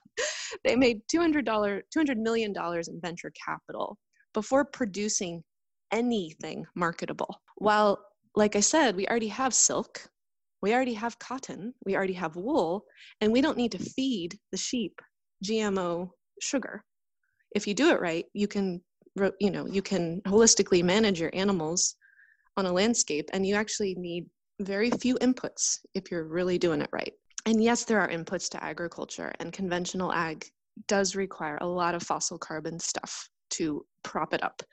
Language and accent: English; north of San Francisco, near Point Reyes National Seashore, California, United States; I grew up just north of San Francisco in an area near the Point Reyes National Seashore